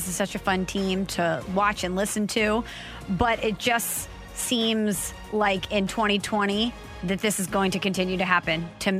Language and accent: English; St. Louis, Missouri, United States; my dad is from the St. Louis area. My mom is from New Jersey. I grew up in the St. Louis area. Just because my mom is from New Jersey, I did not grow up a Yankee fan here in St. Louis.